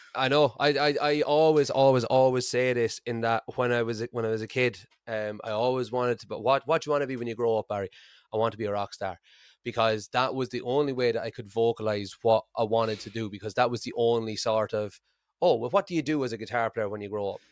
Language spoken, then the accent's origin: English; Ireland; moved away as an adult; now in Aberdeen, United Kingdom; I'm Irish